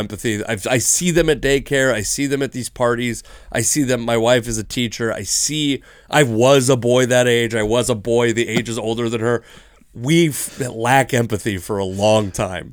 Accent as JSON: {"language": "English", "town": "Seattle", "region": "Washington", "country": "United States", "tie": "born or raised there", "said": "growing up in Seattle"}